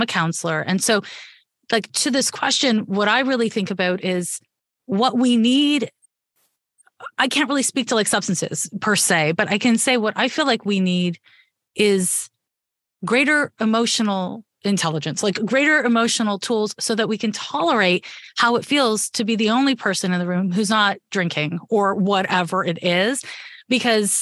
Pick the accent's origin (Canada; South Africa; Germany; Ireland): Canada; now in Bay Area, United States; I was raised in Canada